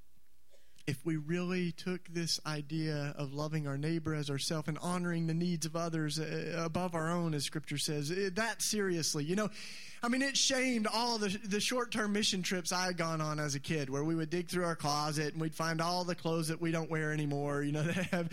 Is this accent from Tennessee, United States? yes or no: yes; East Tennessee, United States; I was raised in East Tennessee